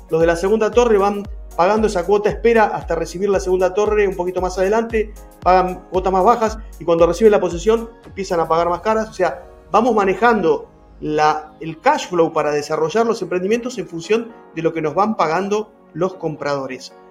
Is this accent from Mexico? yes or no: no; Argentina; mi país